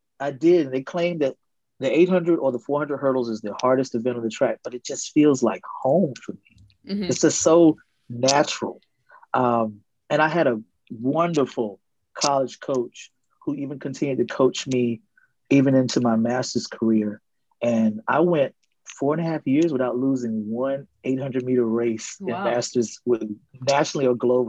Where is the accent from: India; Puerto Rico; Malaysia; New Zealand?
Puerto Rico; now in United States; You know, well, I came from Puerto Rico. That's where I moved from.